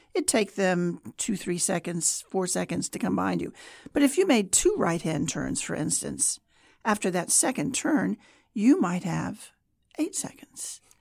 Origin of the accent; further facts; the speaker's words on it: Kansas, United States; moved away as an adult; also born or lived in Germany; I was from Kansas